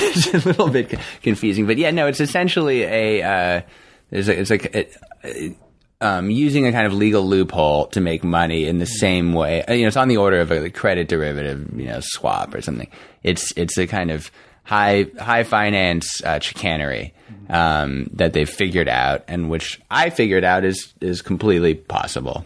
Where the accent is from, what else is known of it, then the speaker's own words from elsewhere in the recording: New York, United States; moved away; I grew up in New York